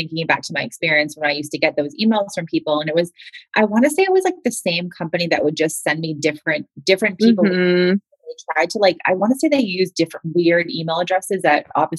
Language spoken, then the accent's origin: English; Boston, Massachusetts, United States; I'm a Northeaster too. I'm from Boston.